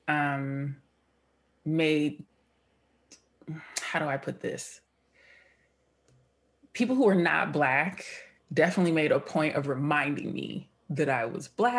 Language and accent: English; San Diego, California, United States; my experience growing up in San Diego